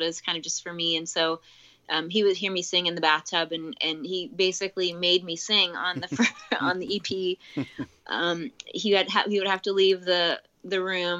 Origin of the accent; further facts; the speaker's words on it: Canada; moved away; I'm from Canada, so I went to school in Toronto and in Canada